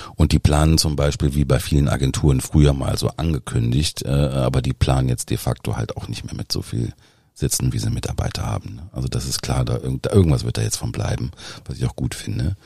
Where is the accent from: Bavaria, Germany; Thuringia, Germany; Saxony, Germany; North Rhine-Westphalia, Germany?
North Rhine-Westphalia, Germany; Dinslaken; moved away; also born or lived in Düsseldorf / Berlin; Eigentlich komme ich ähm, aus Dienstlaken, also aus dem Dreiländereck zwischen Niederrhein, Ruhrgebiet und Rheinland